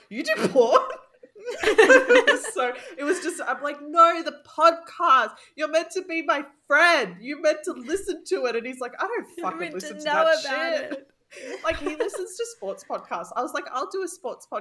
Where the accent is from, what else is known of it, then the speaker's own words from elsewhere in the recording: Poland; now in New Zealand; I'm from Poland